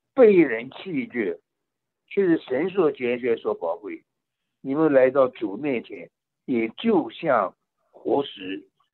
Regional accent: China; now in California, United States; 我们中国人皮肤颜色一样，都是地方不一样，性情不一样，方言不一样

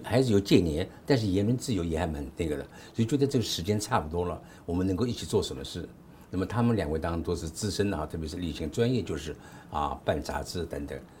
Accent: Nanjing, Jiangsu, China; moved away; also born or lived in Taiwan / United States; 我是在大陆出生的，南京出生的

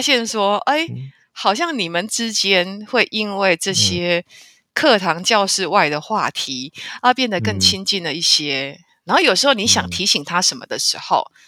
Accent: Taiwan; 我是台湾来的，我自己一个人来旅行

